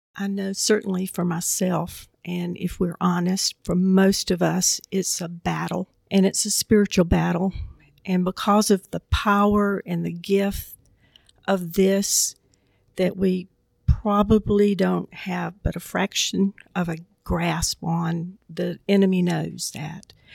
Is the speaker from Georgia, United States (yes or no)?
yes; Southwest Georgia, United States; growing up in Southwest Georgia